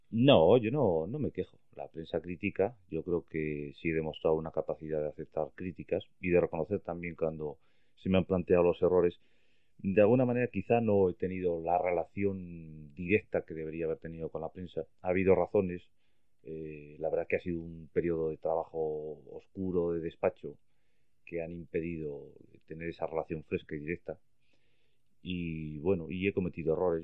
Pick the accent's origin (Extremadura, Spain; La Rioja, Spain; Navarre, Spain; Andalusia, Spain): La Rioja, Spain; Logroño; moved away as an adult; also born or lived in Madrid; Yo nací en Bretón de los Herreros 12